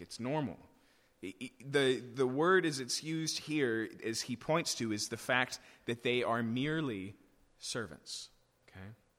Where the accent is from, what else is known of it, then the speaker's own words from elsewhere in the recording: United States; for us as American English speakers